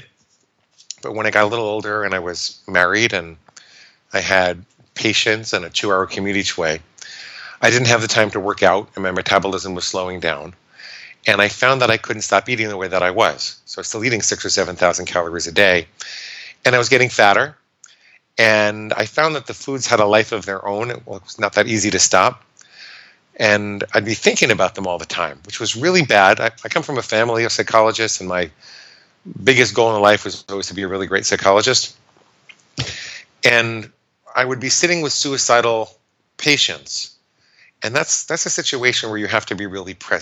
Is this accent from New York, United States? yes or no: yes; New York, United States; I grew up in New York